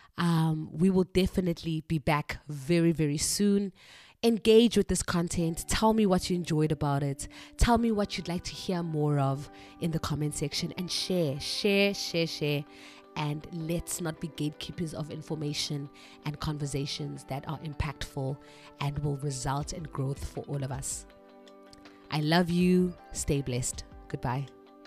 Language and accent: English; South Africa; moved away as an adult; now in China; I am a South African teacher living and working in China.